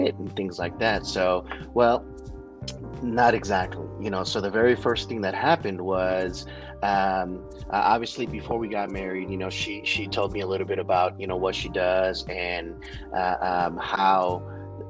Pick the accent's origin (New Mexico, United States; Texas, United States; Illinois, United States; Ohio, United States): Texas, United States; San Antonio; moved away; I personally was born and raised in San Antonio